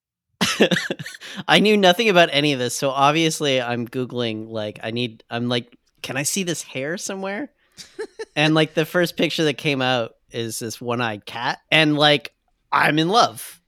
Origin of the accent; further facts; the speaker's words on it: Canada; I'm Canadian as fuck